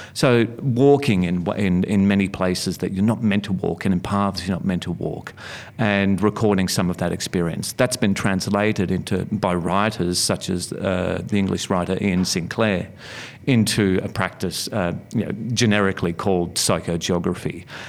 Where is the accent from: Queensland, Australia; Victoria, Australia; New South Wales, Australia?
Victoria, Australia; Melbourne; I grew up in Sunshine in uh, Melbourne's western suburbs